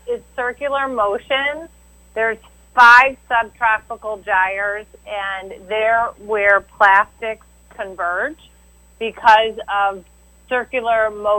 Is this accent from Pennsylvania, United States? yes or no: no; Cleveland, Ohio, United States; I'm a born-raised Clevelander, and I used to focus my entire career on environmental work locally as well as throughout the state.